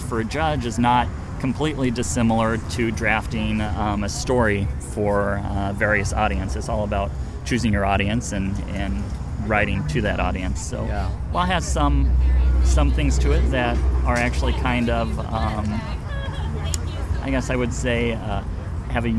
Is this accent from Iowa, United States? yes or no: yes; Iowa, United States; moved away as an adult; now in California, United States; I'm from Iowa originally